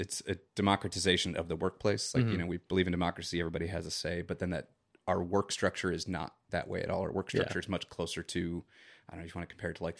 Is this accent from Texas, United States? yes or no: no; Chicago, Illinois, United States; You know, like I said, I'm from Chicago. Both my parents were born and raised in the South Side. And, you know, a lot of my family still lives there. And, you know, traditional South Side Irish.